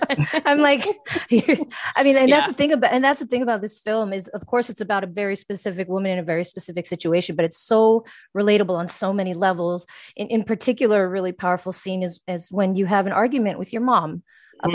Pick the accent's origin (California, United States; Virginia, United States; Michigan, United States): California, United States; Los Angeles; I'm from LA, but I'm Filipino.